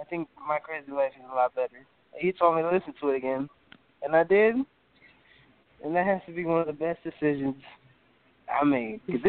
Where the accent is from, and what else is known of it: Dallas, Texas, United States; also born or lived in Chicago